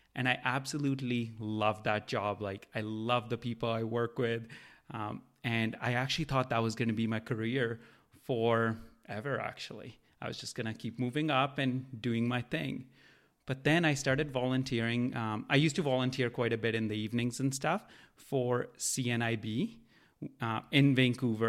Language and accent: English; India; now in Canada; I grew up in India